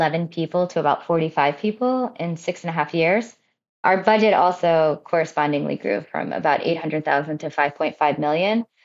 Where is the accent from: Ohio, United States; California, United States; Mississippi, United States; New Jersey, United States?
New Jersey, United States; I was born and raised in New Jersey